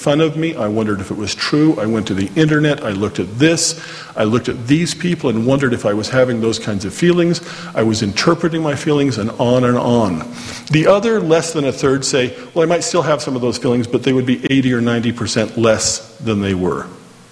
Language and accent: English; Orem, Utah, United States; I grew up here in Orem